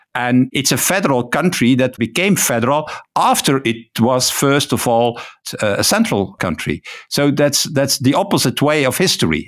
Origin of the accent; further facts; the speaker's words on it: Ghent, Flanders, Belgium; first language Dutch; English is a second language; I live in Ghent, so I'm a Flemish, uh, so my native, uh, language, uh, my mother tongue, uh, as you say, is Dutch